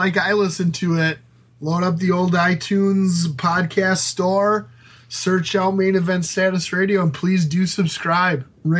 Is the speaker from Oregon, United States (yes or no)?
no; Georgia, United States; We're gym teachers from Georgia.